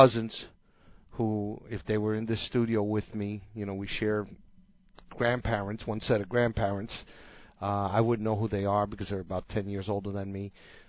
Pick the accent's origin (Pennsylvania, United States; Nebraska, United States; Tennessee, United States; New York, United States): New York, United States; New York City; I'm a first-generation American. I was born in New York City. My parents actually met here, both of them of Cuban descent.